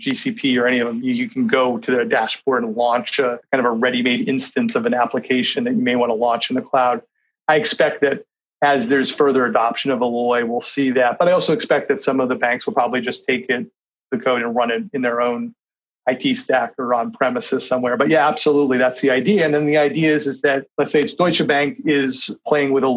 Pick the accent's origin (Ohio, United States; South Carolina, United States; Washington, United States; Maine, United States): Maine, United States; Kennebunkport; moved away; in Maine, again, which is where I'm from, I grew up in Kennebunkport, Maine